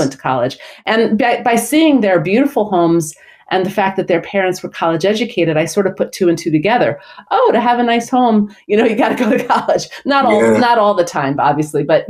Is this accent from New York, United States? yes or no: yes; New York City, New York, United States; I grew up in Brooklyn and my family lived in a rent-controlled apartment